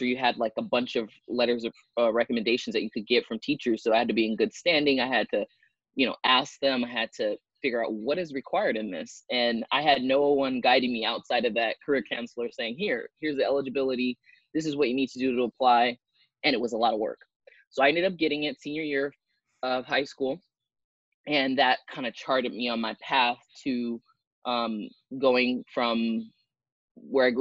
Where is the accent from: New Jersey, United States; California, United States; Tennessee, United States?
California, United States; Long Beach; I grew up in Long Beach, California